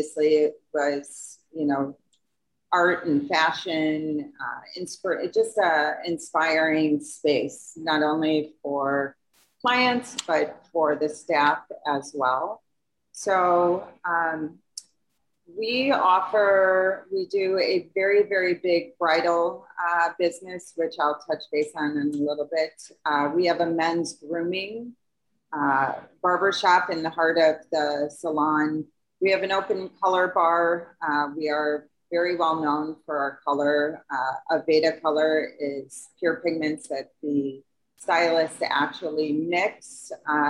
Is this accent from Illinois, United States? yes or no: yes; Barrington, Illinois, United States; now in St. Charles, United States; I have been a Midwest girl. I grew up in Barrington, and then I moved out here in St. Charles